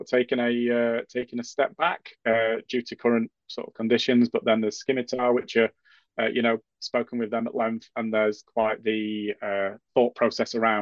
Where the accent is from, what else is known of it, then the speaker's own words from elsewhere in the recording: Yorkshire and the Humber, United Kingdom; As a Yorkshireman